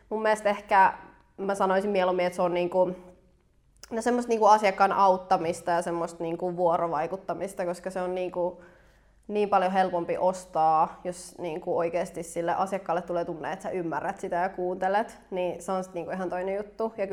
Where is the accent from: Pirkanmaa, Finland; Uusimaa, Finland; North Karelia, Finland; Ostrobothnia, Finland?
Uusimaa, Finland; Helsinki